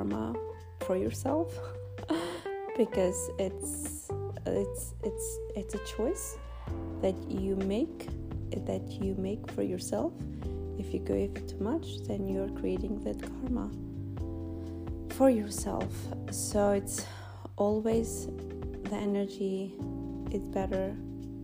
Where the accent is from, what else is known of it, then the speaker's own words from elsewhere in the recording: North Macedonia; English is a second language; now in United States; being an immigrant and growing in this small village in Macedonia. And coming to United States and starting from zero